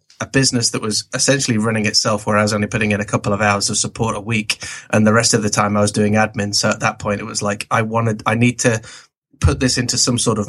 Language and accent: English; England, United Kingdom; also born or lived in Canada; Basically born in Canada, moved to England when I was four. So I'm as English as the Queen, probably.